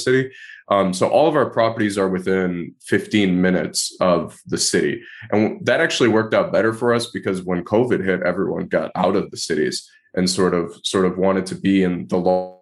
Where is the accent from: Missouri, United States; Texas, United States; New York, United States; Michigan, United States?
Michigan, United States; Detroit; moved away; I grew up in Detroit, Michigan